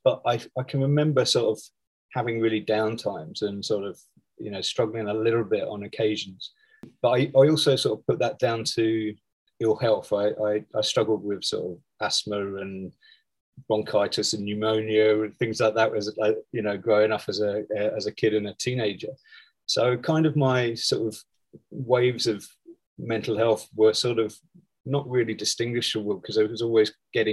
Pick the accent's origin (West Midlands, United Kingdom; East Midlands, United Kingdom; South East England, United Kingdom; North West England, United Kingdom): South East England, United Kingdom; Folkestone; moved away as an adult; also born or lived in Canterbury / London / Ho Chi Minh City, Vietnam / Seoul, South Korea; now in Singapore; originally I come from a place called Folkestone down in Kent